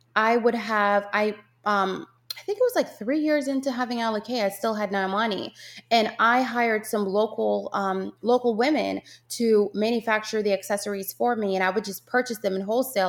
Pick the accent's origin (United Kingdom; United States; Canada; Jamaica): Jamaica; moved away; growing up in Jamaica with my yaya